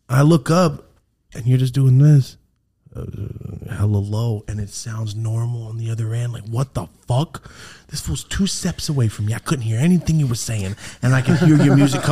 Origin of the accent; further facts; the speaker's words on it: Merced, California, United States; I'm from Merced, like up in the fucking ghetto of California